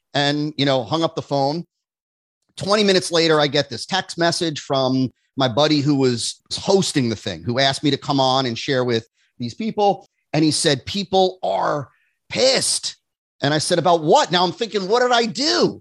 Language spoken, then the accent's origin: English; New Jersey, United States; moved away as an adult; now in West Palm Beach, United States; I grew up in New Jersey